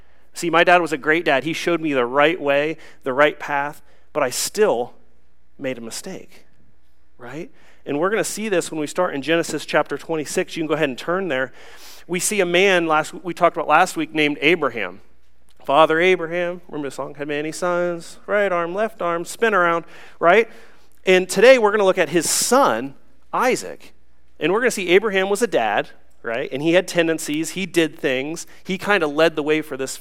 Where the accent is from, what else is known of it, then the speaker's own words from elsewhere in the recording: Newark, Ohio, United States; growing up, I'm kind of a hillbilly. I'm from Newark, Ohio. I went to Utica High School down in Licking County.